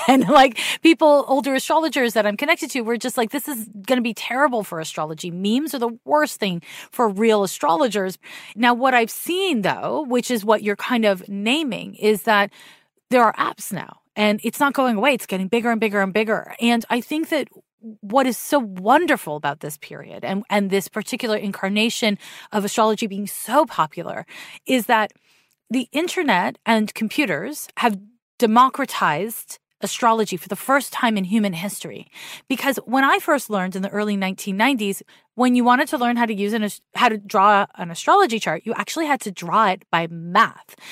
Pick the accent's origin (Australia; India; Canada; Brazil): Canada; Montreal, Quebec; now in San Francisco, United States; I was raised in Montreal.